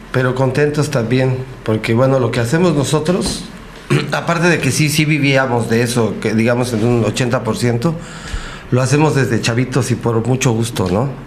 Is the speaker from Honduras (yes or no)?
no; Ecatepec, State of Mexico, Mexico; moved away as an adult; now in Huatulco, Mexico; yo vivía en una especie de Cartolandia en Ecatepec.